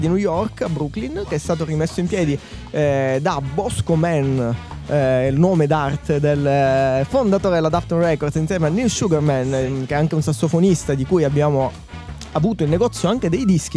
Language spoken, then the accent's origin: Italian; Sicily, Italy; io da siciliano